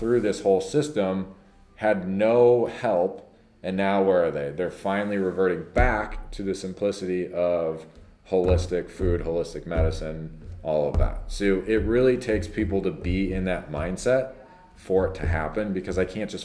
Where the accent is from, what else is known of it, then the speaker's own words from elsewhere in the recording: Prior Lake, Minnesota, United States; when we were growing up here